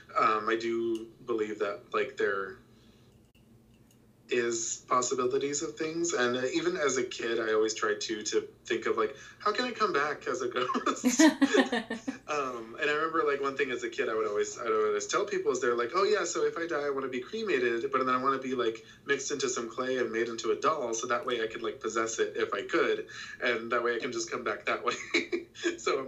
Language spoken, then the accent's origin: English; South Texas, United States; I grew up in South Texas.